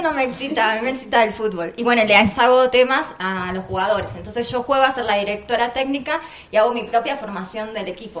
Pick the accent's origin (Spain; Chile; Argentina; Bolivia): Argentina; Yo soy de la Argentina